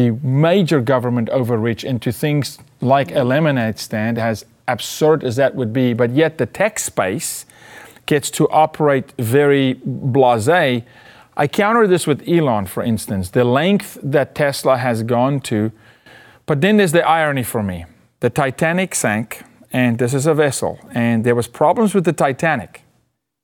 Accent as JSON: {"language": "English", "country": "South Africa", "said": "being South African, I've been 2.5 miles underground"}